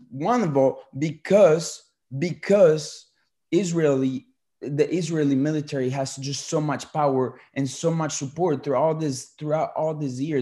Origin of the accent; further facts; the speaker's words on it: Colombia; moved away; I'm a Colombian uh, citizen. I was born in Colombia